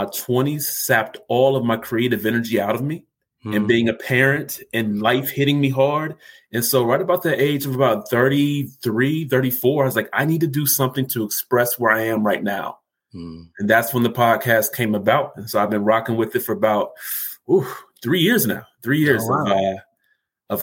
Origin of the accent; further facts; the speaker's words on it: Columbus, Ohio, United States; I am from Columbus, Ohio, so the Buckeye State.